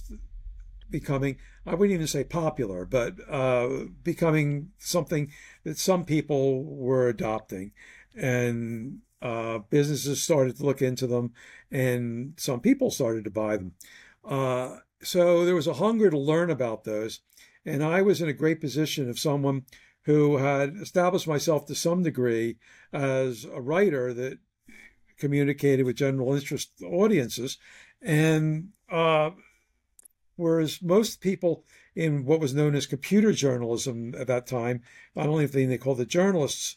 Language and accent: English; Philadelphia, Pennsylvania, United States; went back to my hometown, Philadelphia